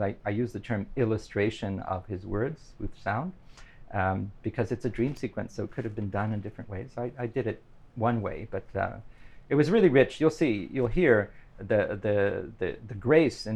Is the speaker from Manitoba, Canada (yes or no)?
no; North Bay, Ontario, Canada; I'm originally from North Bay